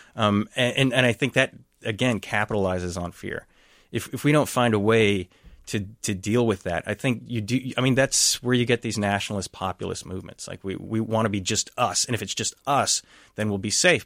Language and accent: English; Texas, United States; first language English; moved away as an adult; also born or lived in Dallas, Texas; now in Saint Paul, United States; I grew up in Texas